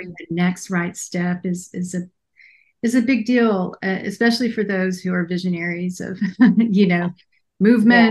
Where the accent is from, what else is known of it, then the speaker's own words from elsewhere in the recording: Texas, United States; I'm from Texas too